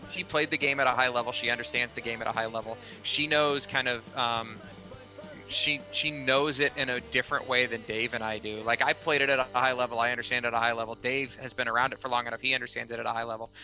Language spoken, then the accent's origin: English; Kansas City, Missouri, United States; born or raised there